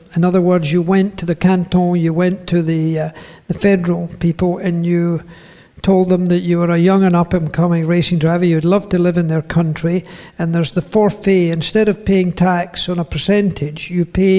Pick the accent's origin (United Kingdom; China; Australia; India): United Kingdom; Scotland; moved away as an adult; also born or lived in Switzerland; I moved from Scotland with regret, but with also relief